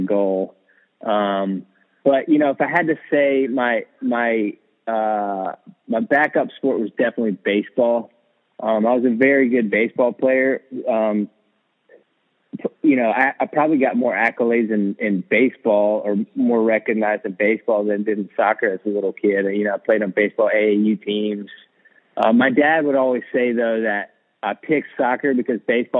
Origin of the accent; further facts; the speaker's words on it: Winston-Salem, North Carolina, United States; moved away as an adult; also born or lived in upstate New York; I grew up in Winston-Salem, North Carolina